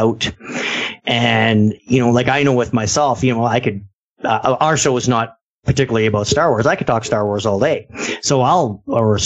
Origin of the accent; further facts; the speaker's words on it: Ontario, Canada; we're from Canada